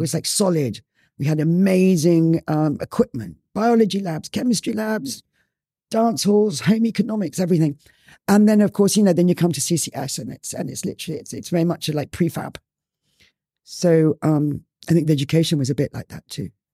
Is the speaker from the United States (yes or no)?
no; Ireland; also born or lived in Spain; now in Bali, Indonesia; I grew up in Ireland.